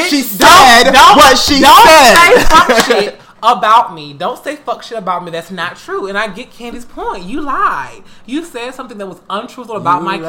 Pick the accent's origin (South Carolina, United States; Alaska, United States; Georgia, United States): Georgia, United States; Atlanta; I'm from Atlanta, born and raised. I'm from the East Side